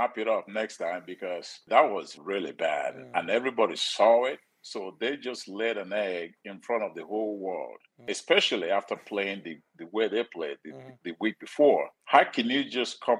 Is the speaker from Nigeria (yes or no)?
yes; Nigeria; moved away as an adult; now in United States; I'm from Nigeria, poor family from Nigeria